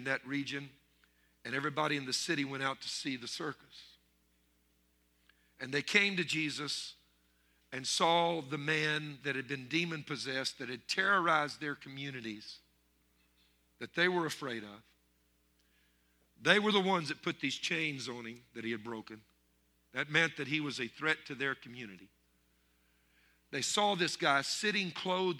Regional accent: Louisiana, United States; growing up in Louisiana, French Louisiana

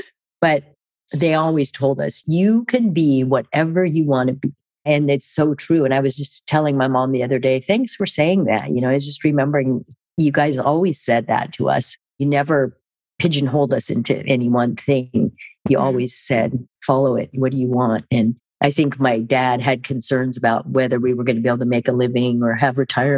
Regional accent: Germany; And even growing up in Germany and being around all the different languages and cultures and traveling

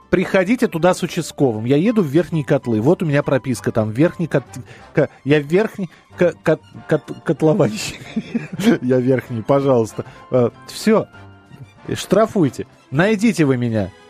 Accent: Moscow, Russia; я из Москвы, э, и меня в Москве можно искать.

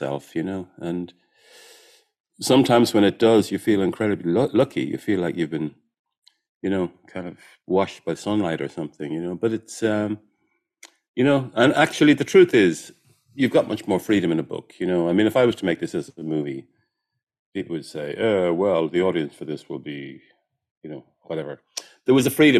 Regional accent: Ireland; I'm Irish

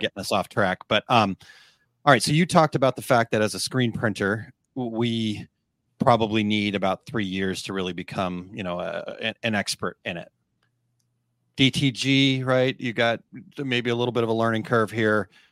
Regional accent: Phoenix, Arizona, United States; now in Saint Louis, United States; I'm actually from Phoenix.

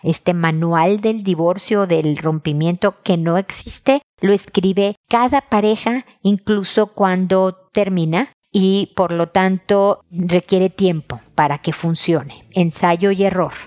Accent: Mexico; moved away as an adult; also born or lived in Houston / San Diego; now in Chile; soy mexicana, vivo en Chile

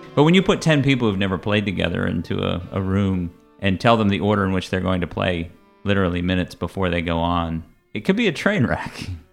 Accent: Lancaster, Pennsylvania, United States; my hometown scene in Lancaster, Pennsylvania.

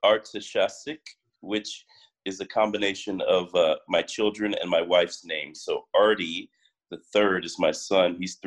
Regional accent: Houston, Texas, United States; moved away as an adult; also born or lived in Austin, Texas / Miami, Florida; now in California, United States; So I'm from Houston, Texas. I go back to five generations in Houston. And I grew up there and eventually went to the University of Texas to play baseball.

